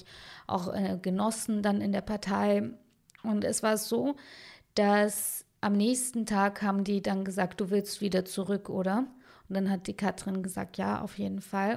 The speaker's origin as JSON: {"language": "German", "town": "Munich", "region": "Bavaria", "country": "Germany", "tie": "born or raised there", "also_born_or_lived": "Baden-Württemberg", "said": "im Viertel, wo ich aufgewachsen bin, also im Westend in München"}